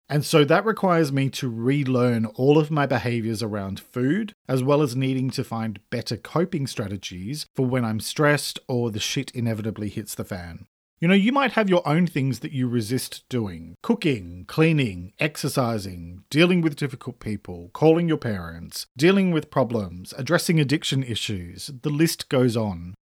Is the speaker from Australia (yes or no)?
yes; Australia; I'm an Australian writer and speaker